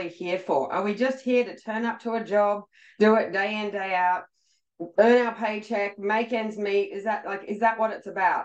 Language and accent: English; Australia; I'm actually Australian